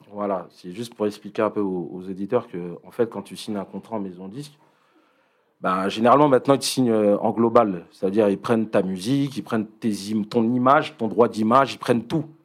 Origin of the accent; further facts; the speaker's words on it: Paris, Île-de-France, France; moved away as an adult; now in Rosny-sous-Bois, France; à la base, je suis du 19e, tu vois. Je suis de Paris